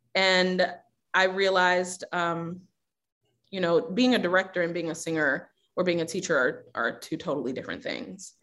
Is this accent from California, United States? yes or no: no; Baltimore, Maryland, United States; also born or lived in Houston, Texas; now in Minneapolis, United States; I grew up in Baltimore